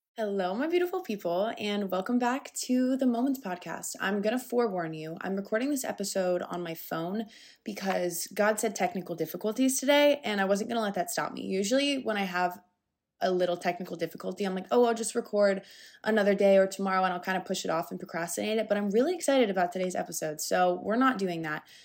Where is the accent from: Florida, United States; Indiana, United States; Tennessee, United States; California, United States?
Florida, United States; I'm from Florida. I do love it here